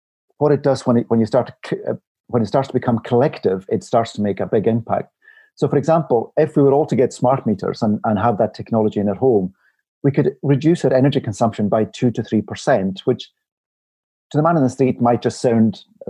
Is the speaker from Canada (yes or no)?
no; Isle of Barra, Outer Hebrides, Scotland, United Kingdom; moved away; I'm originally from the Isle of Barra, near the Outer Hebrides, and I know my parents' home, it's an old croft house